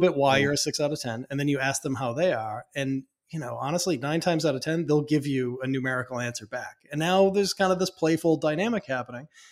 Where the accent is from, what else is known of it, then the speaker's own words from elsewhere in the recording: Boston, Massachusetts, United States; I come from Boston. I come from mm-hmm. very chatty people